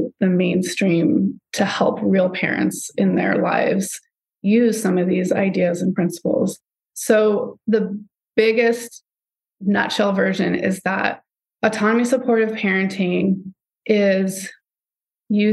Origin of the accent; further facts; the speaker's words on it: Southern California, United States; I grew up in Southern California